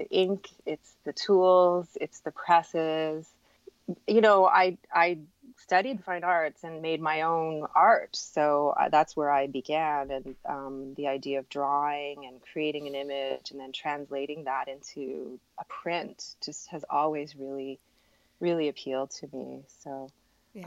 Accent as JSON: {"language": "English", "town": "Montreal", "region": "Quebec", "country": "Canada", "said": "I'm from Montreal, Quebec"}